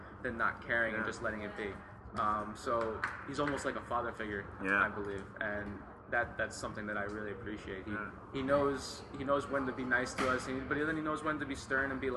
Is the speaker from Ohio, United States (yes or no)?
no; New Jersey, United States; I grew up in New Jersey